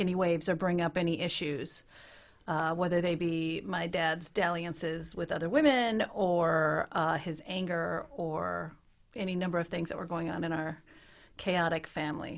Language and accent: English; Minnesota, United States; moved away as an adult; also born or lived in Utah; now in Ottawa, Canada; I grew up in Minnesota